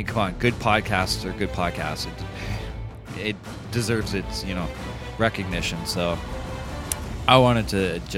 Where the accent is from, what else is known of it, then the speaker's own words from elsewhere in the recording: Canada; I'm truly Canadian